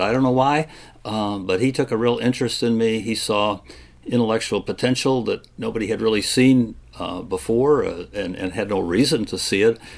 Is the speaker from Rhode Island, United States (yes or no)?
no; Kalamazoo, Michigan, United States; moved away as an adult; now in Virginia, United States; growing up in Michigan in the 50s and 60s